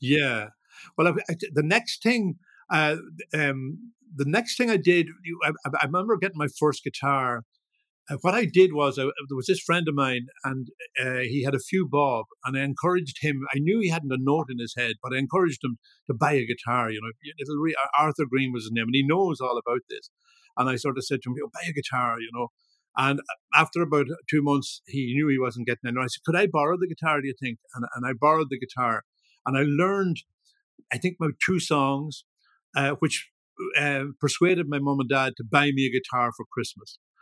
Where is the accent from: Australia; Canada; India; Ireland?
Ireland; Ballyshannon, Ulster; also born or lived in Dublin; now in Leitrim, Ireland; I was born I was born in Dublin grew up in Ballyshannon, uh, and have spent the last almost 50 years here in Leitrim.